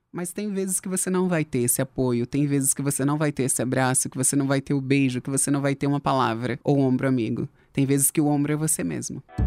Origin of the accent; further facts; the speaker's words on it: São Paulo, Brazil; also born or lived in Natal, Rio Grande do Norte, Brazil; Quando eu tinha 7, 8 anos, eu tive um problema de saúde e vim para São Paulo